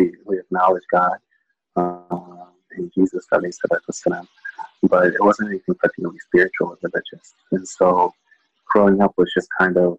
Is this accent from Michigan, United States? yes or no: no; Audubon, Pennsylvania, United States; also born or lived in Dallas, Texas / Minnesota; And then we finally settled in Pennsylvania in a town called Audubon, Pennsylvania, which is about 30 minutes outside